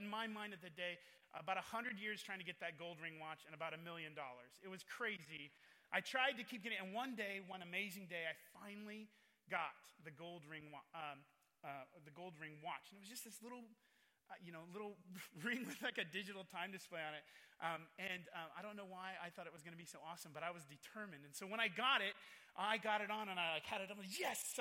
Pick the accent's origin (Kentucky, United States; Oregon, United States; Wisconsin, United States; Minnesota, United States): Oregon, United States; moved away as an adult; also born or lived in Nairobi, Kenya / Willamette Valley, Oregon; now in California, United States; I was born in Nairobi, Kenya. They were missionaries to the Maasai tribes. Then we moved to a small town on the Oregon coast and pastored a church.